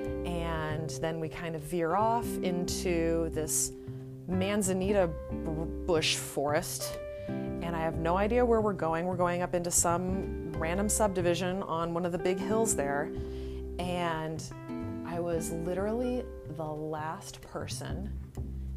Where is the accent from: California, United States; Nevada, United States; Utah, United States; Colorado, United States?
California, United States; Redding; also born or lived in San Diego, California; I was born and raised in this small town called Redding, California, that's located about 2.5 hours north of Sacramento